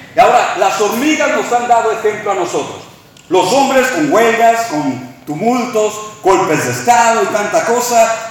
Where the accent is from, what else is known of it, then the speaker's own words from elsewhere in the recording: Mexico; now in Texas, United States; somos mexicanos viviendo en Texas